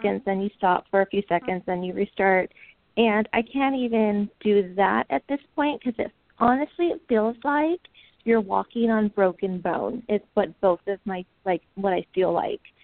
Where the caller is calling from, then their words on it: Fullerton, California, United States; I'm calling from Orange County, so Fullerton